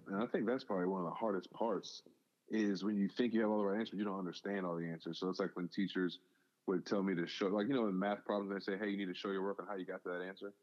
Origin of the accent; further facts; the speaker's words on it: Houston, Texas, United States; also born or lived in Natchez, Mississippi / South Bend, Indiana; born in Natchez, Mississippi, really small town. Uh, both my parents were there, but I was raised over in Houston